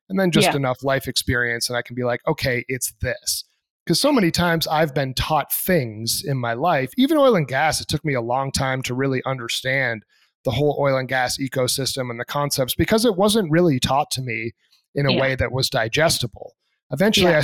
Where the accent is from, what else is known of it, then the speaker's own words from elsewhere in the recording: Plymouth, New Hampshire, United States; I grew up in Plymouth, New Hampshire